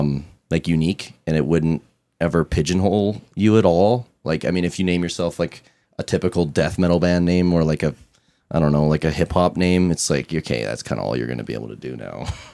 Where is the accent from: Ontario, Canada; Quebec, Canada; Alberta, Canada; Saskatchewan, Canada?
Alberta, Canada; Fort McMurray; moved away as an adult; now in Edmonton, Canada; I'm originally from Fort McMurray. And I moved down here with our former bass player, right during COVID. And it was like in a really small, crappy industrial town, like Fort Mac.